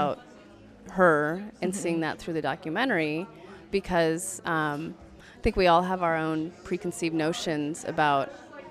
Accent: United States; as an American

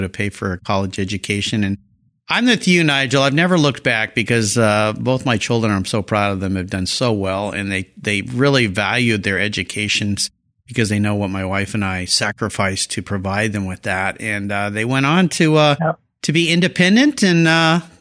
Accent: San Diego, California, United States; it's my hometown

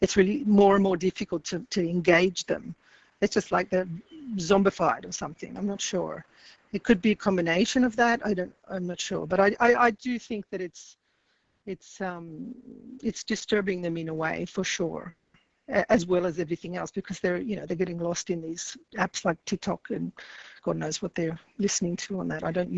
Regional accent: Australia; also born or lived in Paris, France; now in Italy

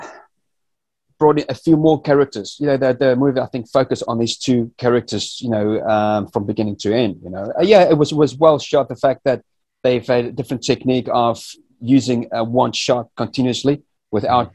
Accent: South Africa; moved away; also born or lived in United Kingdom; Growing up in South Africa

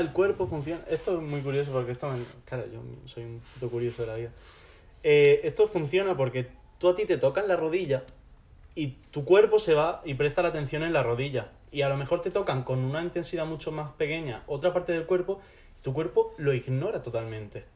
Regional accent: Loja, Andalusia, Spain; moved away as an adult; also born or lived in Mallorca; now in Granada, Spain; Yo nací en, en Mallorca, eh, viví allí hasta los 8 años, cuando mis padres decidieron separarse y mi madre me trajo aquí con mi hermana. Y nada, de los 8 hasta los 18, cosas así, estaba viviendo en Loja.

